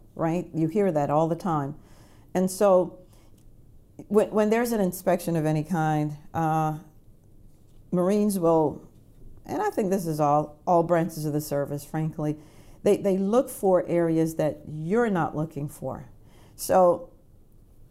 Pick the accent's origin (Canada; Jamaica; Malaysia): Jamaica; now in United States; I was a Jamaican. I was a Jamaican citizen.